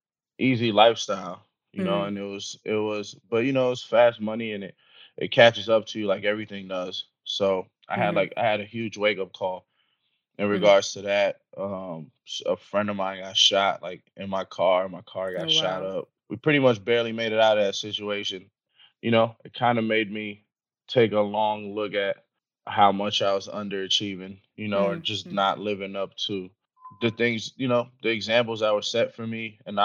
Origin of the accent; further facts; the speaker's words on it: New York, United States; Stop being such a New Yorker.